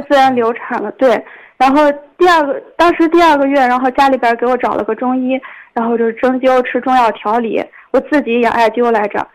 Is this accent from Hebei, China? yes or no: yes; Hebei, China; now in Changchun, China; 我是和北人现在居住在长春，哦。我今年才三十二就在岁